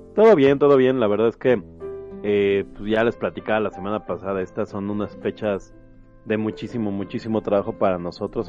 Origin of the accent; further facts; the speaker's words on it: Mexico; yo soy de aquí de México